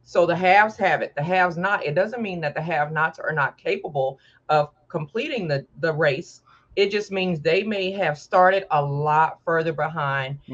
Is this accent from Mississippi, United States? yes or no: yes; Mississippi, United States; I'm born and raised in Mississippi, so I always like to claim my country roots